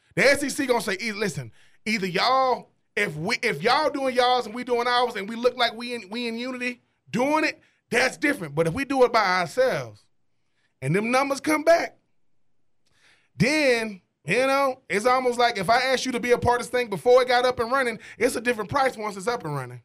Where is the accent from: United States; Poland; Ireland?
United States; Swainsboro, Georgia; growing up in Swainsboro, Georgia